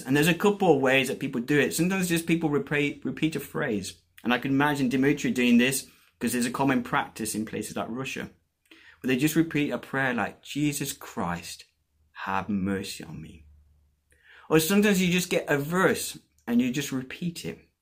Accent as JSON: {"language": "English", "country": "Colombia", "tie": "born or raised there", "moved": "yes", "said": "I was born and brought up in Colombia"}